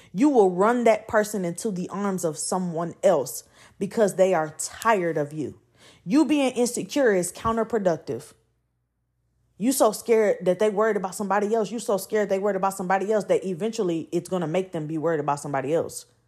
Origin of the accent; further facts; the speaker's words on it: Atlanta, Georgia, United States; I'm from Atlanta